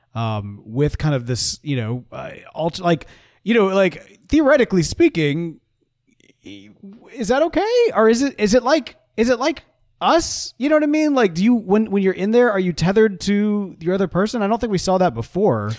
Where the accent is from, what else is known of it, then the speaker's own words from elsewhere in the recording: United States; I'm an American